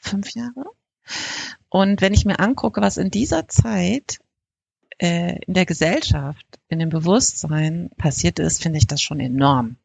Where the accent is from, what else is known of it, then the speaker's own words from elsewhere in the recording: North Rhine-Westphalia, Germany; bei uns in NRW